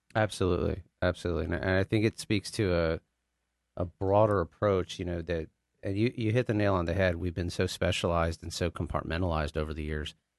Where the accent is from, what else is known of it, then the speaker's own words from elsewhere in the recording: Richardson, Texas, United States; moved away as an adult; also born or lived in Austin / New York / New Jersey; I'm actually a born and raised, uh, Dallas boy. I was born and raised in Richardson